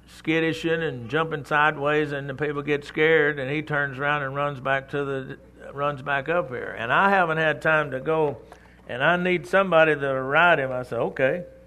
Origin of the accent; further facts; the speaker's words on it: Texas, United States; I'm from Texas.